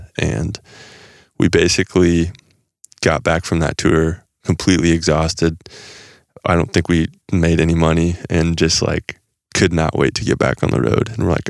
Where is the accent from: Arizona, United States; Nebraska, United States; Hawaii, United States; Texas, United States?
Nebraska, United States; Actually, when we grew up in Nebraska, and we would play places people couldn't remember who we were, like telling us apart.